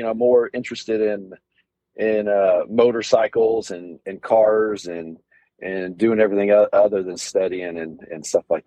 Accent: Southlake, Texas, United States; I was born in Southlake, Texas, which is a kind of little suburb of the Dallas-Fort Worth area here

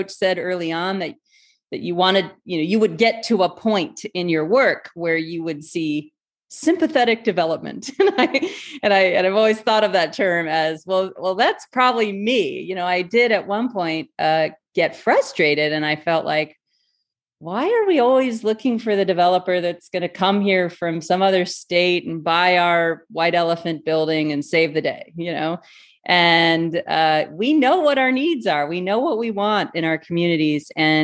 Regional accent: Brunswick, Maine, United States; also born or lived in Portland, Maine; now in Skowhegan, United States; I grew up in Brunswick

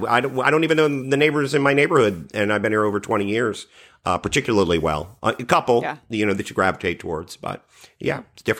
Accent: Washington, District of Columbia, United States; I grew up in the Washington, D.C. area.

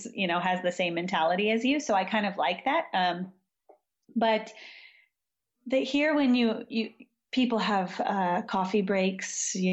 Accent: Southern California, United States; moved away as an adult; now in Croatia; I grew up in Southern California

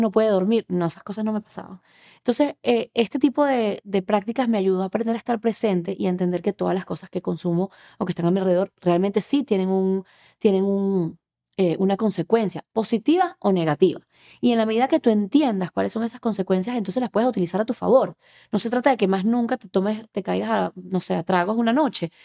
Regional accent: Venezuela; moved away as an adult; now in Miami, United States; soy venezolana, tengo unos 13 años viviendo en Miami

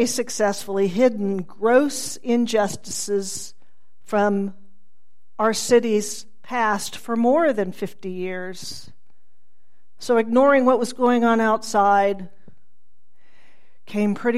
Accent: Tulsa, Oklahoma, United States; I was raised here in Tulsa by a family not actively attuned to the breadth of injustice in the world.

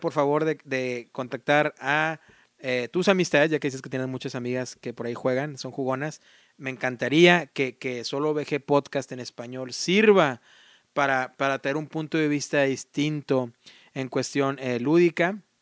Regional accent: Mexico; now in United States; yo amo mis país, soy mexicano y, no, jamás lo voy a negar

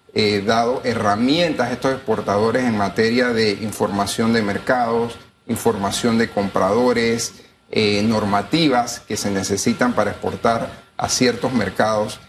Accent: Panama; como panameños

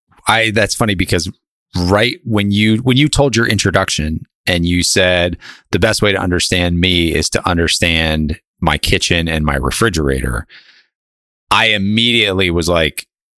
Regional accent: Northeast, United States; I went to school at Miami of Ohio, and I grew up in the Northeast.

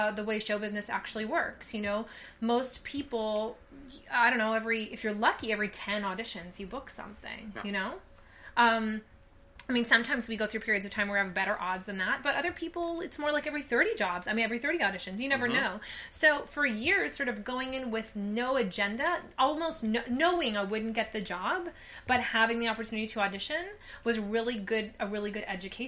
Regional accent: Los Angeles, California, United States; now in New York City, United States; I grew up in Los Angeles

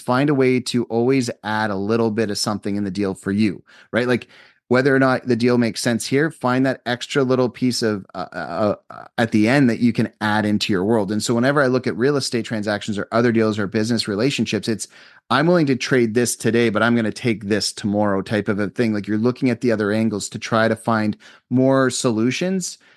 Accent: Canada; I'm a Canadian citizen.

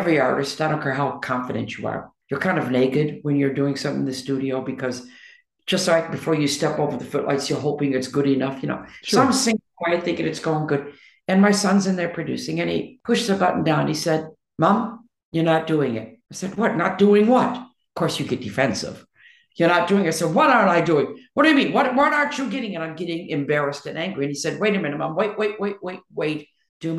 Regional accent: Detroit, Michigan, United States; moved away; from Detroit

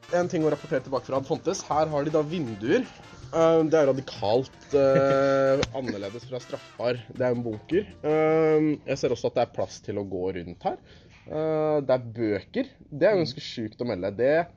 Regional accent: Oslo, Norway; Jeg ble født en eh, aprildag på Aker sykehus. Ja. Jeg er fra Oslo.

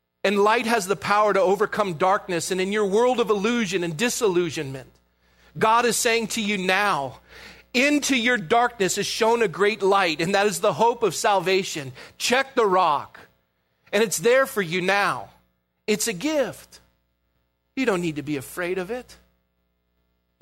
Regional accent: Coronado, California, United States; Growing up in Coronado, I had the privilege to be a lifeguard.

